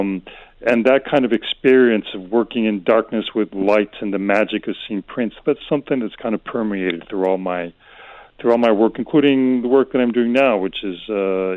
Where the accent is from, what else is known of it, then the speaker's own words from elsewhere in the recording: Madrid, Community of Madrid, Spain; also born or lived in United States; I was born and raised in Madrid, born to an American mother and a Spanish father. So I'm very kind of bicultural and constantly shuffling back and forth between the U.S. and Spain.